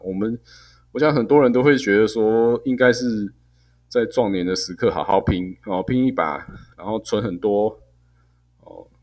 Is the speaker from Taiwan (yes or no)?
yes; Taiwan; 我们台湾人可能大部分人毕业的那一瞬间